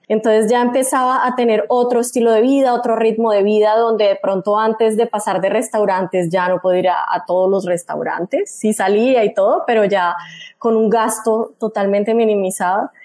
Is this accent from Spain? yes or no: no; Bucaramanga, Santander, Colombia; moved away as an adult; also born or lived in Mexico City, Mexico; soy bumanguesa, soy de Colombia